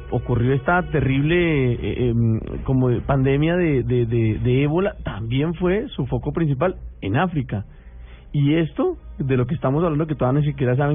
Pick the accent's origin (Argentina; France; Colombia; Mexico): Colombia; como colombianos